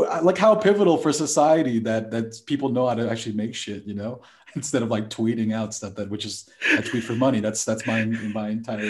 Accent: New York, United States; when I was growing up in Queens

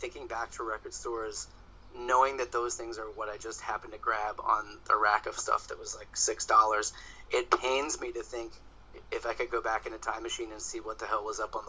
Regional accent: Toronto, Ontario, Canada; born there; Yes. Yeah, I was born in Toronto.

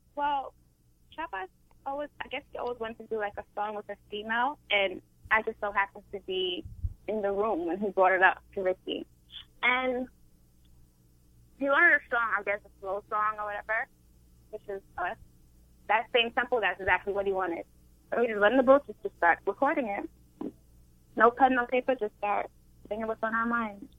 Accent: Brooklyn, New York, United States; I'm from a place called Brooklyn

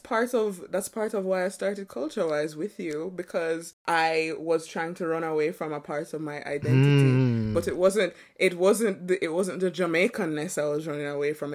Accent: New York, United States; I'm from New York, B.

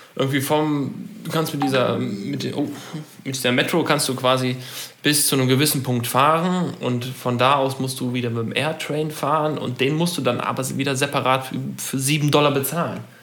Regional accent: Germany; wir Deutschen

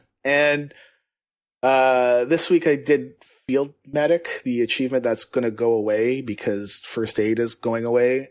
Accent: Canada; I'm from Canada

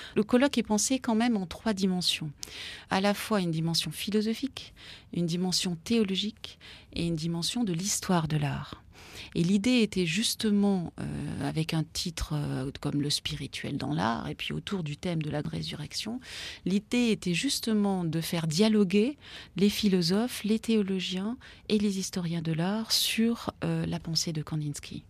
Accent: Grenoble, Auvergne-Rhône-Alpes, France; je suis grenobloise d'origine

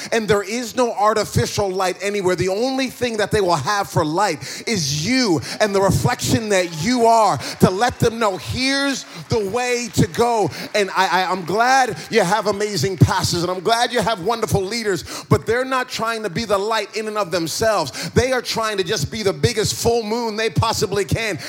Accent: East Coast of America, United States; moved away; also born or lived in New Jersey; I grew up in, in, in, America and I grew up on the East Coast uh, of, of, America

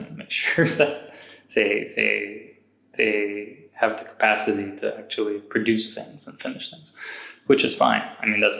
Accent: Canada; moved away; also born or lived in California, United States / Montreal, Canada; I'm not American, Canadian

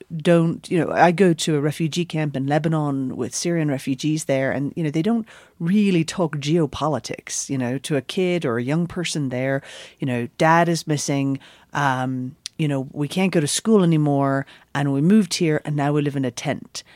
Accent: Northern Ireland, United Kingdom; now in New York, United States; I grew up in Northern Ireland. Essentially the very, very last Protestant village before you get to the heartlands of South Armagh

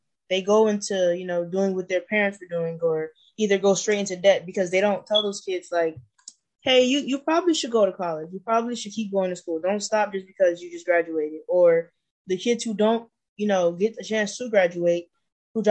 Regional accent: Arkansas, United States; now in California, United States; I'm from Arkansas. I've been in California for about 10 years

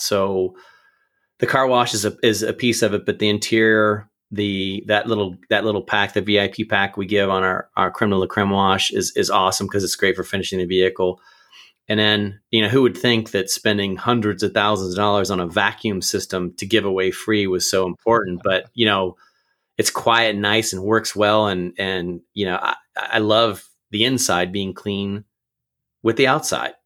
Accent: Pickerington, Ohio, United States; also born or lived in Akron, Ohio; I grew up in Pickerington

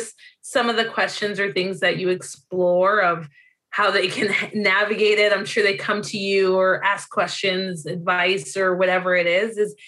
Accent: Zimbabwe; born there; moved away; also born or lived in North America; I'm originally from Zimbabwe, that's where I was born, but grew up in North America.

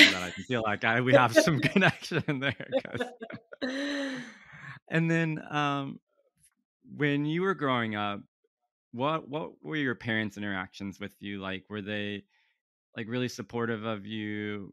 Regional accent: central Illinois, United States; now in Chicago, United States; I'm from central Illinois in a small town

